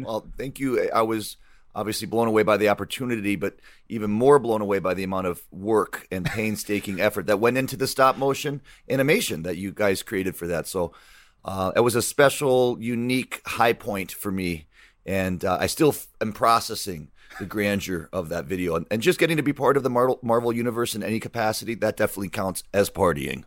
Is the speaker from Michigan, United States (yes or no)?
yes; Michigan, United States; growing up in Michigan